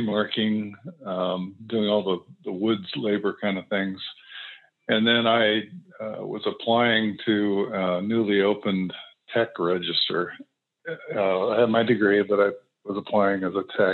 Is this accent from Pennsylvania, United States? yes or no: yes; Pennsylvania, United States; moved away; also born or lived in Lompoc, California; I'm from Pennsylvania, and my family there had a William Penn land grant, and I spent a lot of summers there.